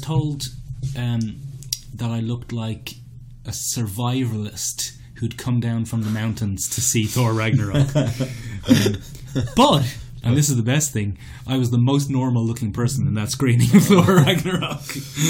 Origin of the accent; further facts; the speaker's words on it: Ireland; for us, as Irish people